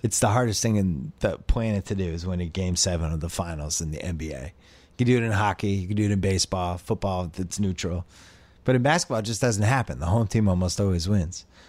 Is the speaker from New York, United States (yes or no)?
no; Boston, Massachusetts, United States; I grew up in Boston